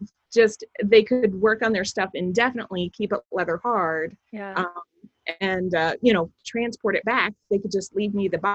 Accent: Mason, Ohio, United States; I graduated from the same high school way back in the mid 80s when it was still like a little, you know, farm podunk kind of school

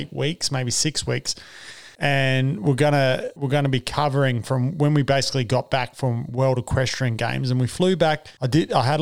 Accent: Western Australia, Australia; moved away; we're West Australian

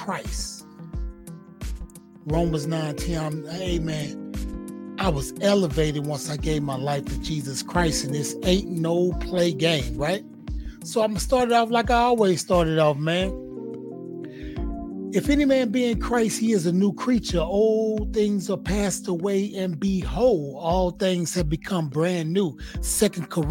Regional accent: Houston, Texas, United States; I'm from Fifth Ward, Houston, Texas

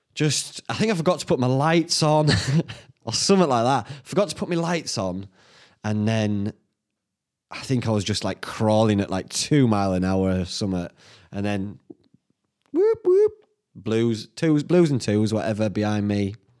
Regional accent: Whitby, Yorkshire and the Humber, United Kingdom; my hometown

